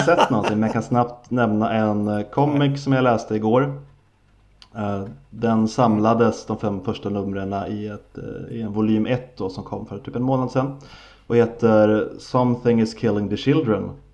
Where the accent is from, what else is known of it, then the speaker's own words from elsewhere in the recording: Sweden; vi svenskar